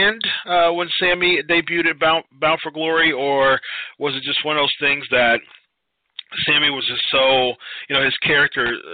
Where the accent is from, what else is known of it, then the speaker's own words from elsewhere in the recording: Ohio, United States; Born and raised in Ohio, still live in Ohio